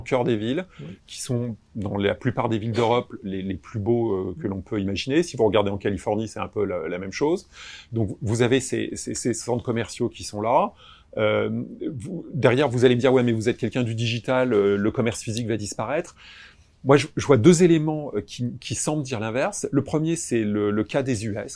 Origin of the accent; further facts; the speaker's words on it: Créteil, Île-de-France, France; Je suis né à Créteil